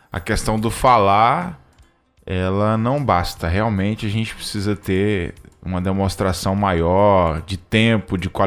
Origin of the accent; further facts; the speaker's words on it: Imperatriz, Maranhão, Brazil; É, vai para minha terra, Imperatriz, Maranhão, cidade maravilhosa.